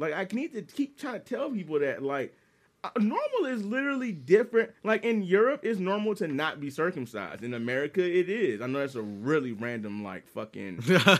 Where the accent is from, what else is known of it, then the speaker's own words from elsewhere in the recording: Washington, United States; I'm like, I'm from Washington. You're like, oh, state.